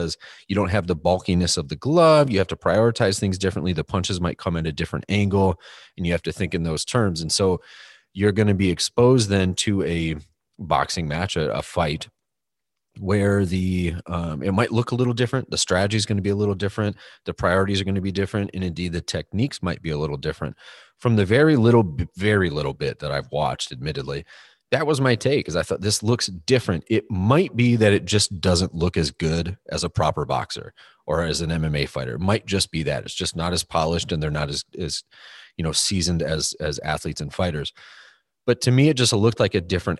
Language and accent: English; United States; the American in the room